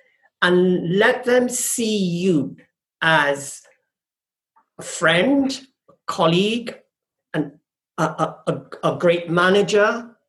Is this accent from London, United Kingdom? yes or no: yes; London, United Kingdom; also born or lived in Trinidad and Tobago; I grew up in London, and then we moved back to the Caribbean. And then I moved to London for a short while, and then went to Austria.